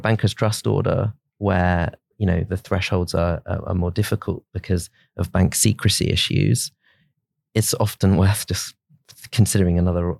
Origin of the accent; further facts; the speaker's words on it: England, United Kingdom; as English lawyers, we obsess probably about our own, the weapons of the English courts.